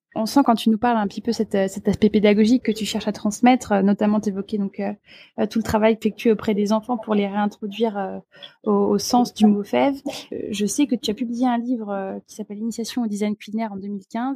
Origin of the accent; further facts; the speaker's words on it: Alsace, Grand Est, France; je suis alsacienne